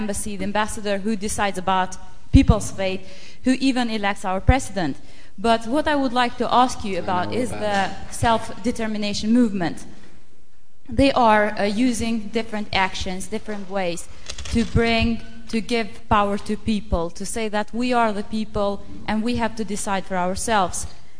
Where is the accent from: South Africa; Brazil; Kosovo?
Kosovo; now in London, United Kingdom; I'm from Kosovo. I study here in LSE.